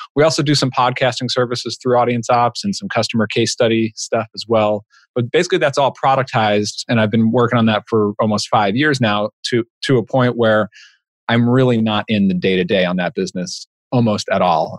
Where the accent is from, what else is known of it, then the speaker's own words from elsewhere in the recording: Long Island, New York, United States; now in New Haven area, Connecticut, United States; I grew up in Long Island, New York, so I'm a Mets fan